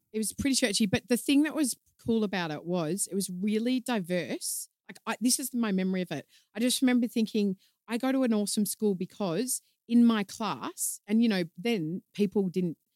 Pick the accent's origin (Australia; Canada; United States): Australia; Melbourne, Victoria; moved away; I'm from Melbourne originally